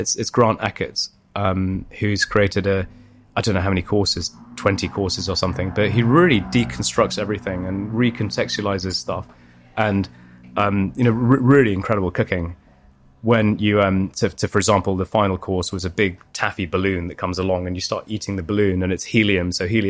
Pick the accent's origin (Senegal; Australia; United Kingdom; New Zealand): United Kingdom; Leicester, East Midlands; now in London, United Kingdom; I've been here since 2001. But I grew up here as well from about 0 to 7, maybe 1 to 7. And then I grew up in Leicester.